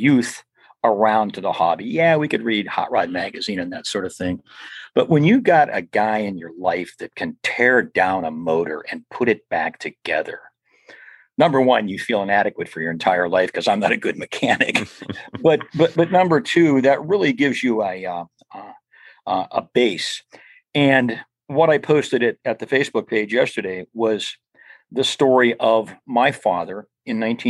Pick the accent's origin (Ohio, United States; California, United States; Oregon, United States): Ohio, United States; Mahoning County, Northeastern; in Northeastern Ohio, the Model T Ford Club of Mahoning County, of our area. So I grew up in the Model T Ford